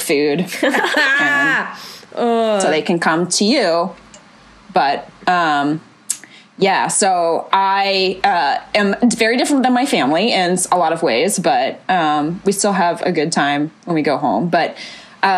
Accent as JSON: {"language": "English", "town": "Charlotte", "region": "North Carolina", "country": "United States", "tie": "born or raised there", "also_born_or_lived": "Los Angeles", "moved": "as an adult", "said": "I'm from Charlotte, North Carolina. Obviously, I don't live there anymore"}